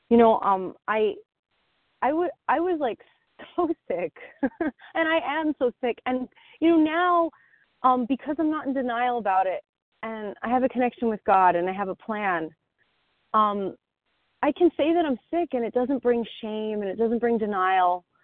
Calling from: New Jersey, United States; from New Jersey.

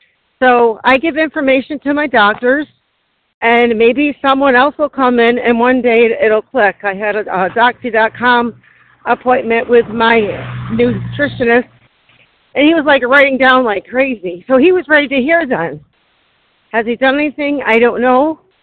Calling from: Syracuse, New York, United States; I'm calling from Syracuse, New York.

